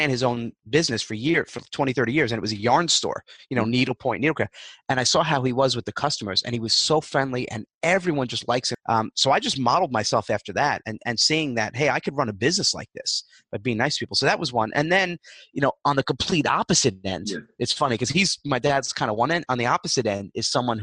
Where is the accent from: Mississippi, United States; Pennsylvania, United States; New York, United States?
New York, United States; I'm a New Yorker